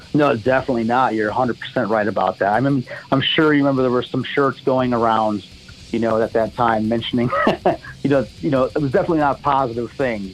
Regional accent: Monroe, Michigan, United States; now in Knoxville, United States; I was born in Monroe, Michigan

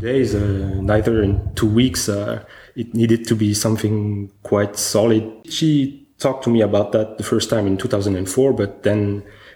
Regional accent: Bitche, Grand Est, France; moved away; also born or lived in Paris / Los Angeles / Bordeaux / Berlin; I grew up in France, close to the border of Germany, in a very little city called the Beach

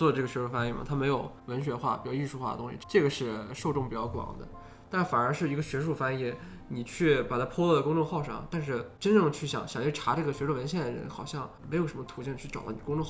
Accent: China; 我们中国人假如按照这种方法来说话的话

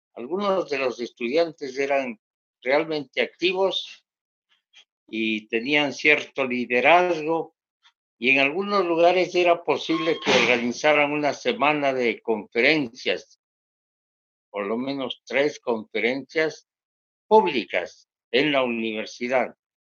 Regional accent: Bogotá, Colombia; also born or lived in Quito, Ecuador / Sevilla, Cauca, Colombia; yo nací en Quito, Ecuador, y me crié en Bogotá, Colombia

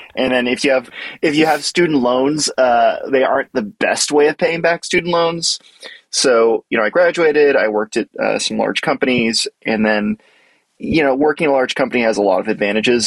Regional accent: Boston, Massachusetts, United States; I grew up around the Boston area

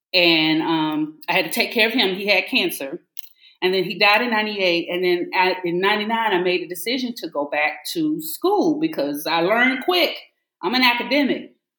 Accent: the South, United States; And my Southern upbringing is always there. I always tell my students, I said, now, look, I'm from the South, Southern U.S. I don't know what you know about the dirty South, but this is how we talk.

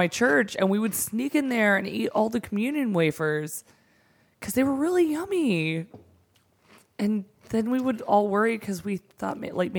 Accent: the South, United States; we are from the South.

